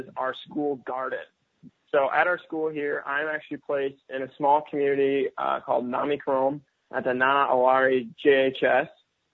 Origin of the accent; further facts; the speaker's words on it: Boyden, Iowa, United States; moved away as an adult; now in Ghana; I grew up in northwest Iowa near Boyden, the small town of Boyden, Iowa, on the family farm